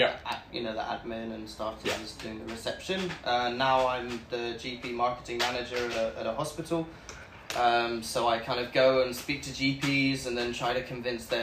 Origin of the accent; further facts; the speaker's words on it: Cornwall, South West England, United Kingdom; first language English; It's not English, I'm from Cornwall, it's kind of a hybrid